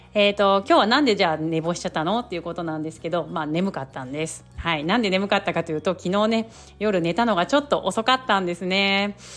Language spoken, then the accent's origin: Japanese; Kanto, Japan; also born or lived in Yamaguchi Prefecture; now in Yamaguchi, Japan; 私自身こう関東出身で今山口県に住んでいる